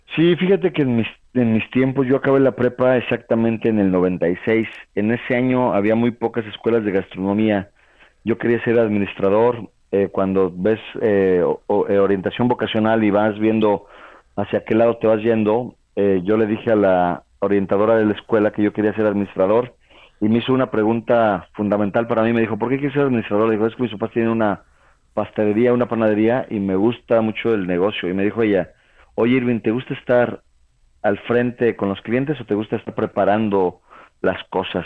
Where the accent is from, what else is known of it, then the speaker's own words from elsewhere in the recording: Toluca, State of Mexico, Mexico; moved away as an adult; also born or lived in Puebla / France; me fui, me de Toluca a vivir a Puebla